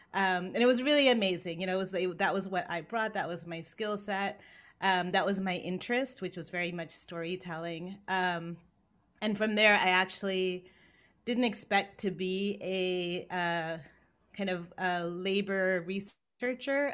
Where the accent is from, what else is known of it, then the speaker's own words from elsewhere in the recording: Los Angeles, California, United States; moved away as an adult; also born or lived in San Francisco Bay Area / New York; I grew up in Los Angeles.